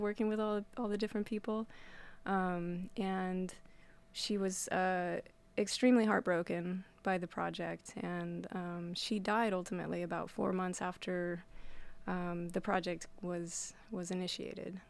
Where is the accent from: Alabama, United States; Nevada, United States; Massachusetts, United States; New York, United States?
Nevada, United States; Winnemucca; now in Astoria, United States; growing up in Winnemucca